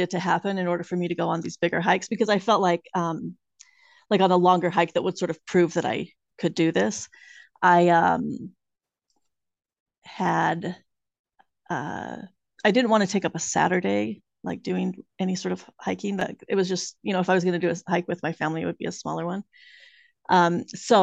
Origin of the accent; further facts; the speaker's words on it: the West, United States; moved away as an adult; now in Salem, United States; I grew up in the West, and my husband and I moved out here